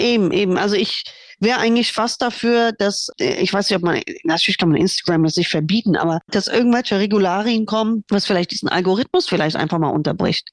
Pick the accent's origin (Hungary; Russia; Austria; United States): United States; now in Germany; da, wo ich groß geworden bin, in USA